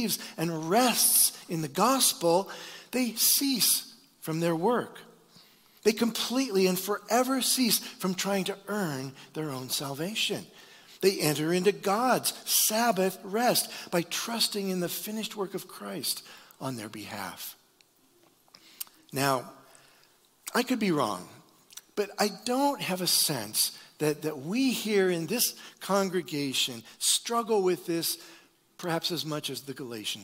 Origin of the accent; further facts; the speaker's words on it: Iowa, United States; I'm from Iowa